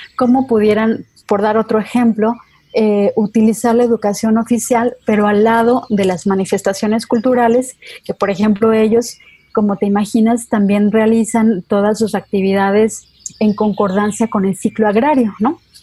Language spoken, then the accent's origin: Spanish; Mexico; no somos los mismos mexicanos que alemanes